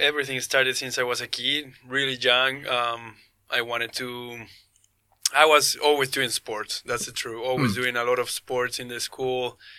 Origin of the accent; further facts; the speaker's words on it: Chile; I'm a Chilean skydiver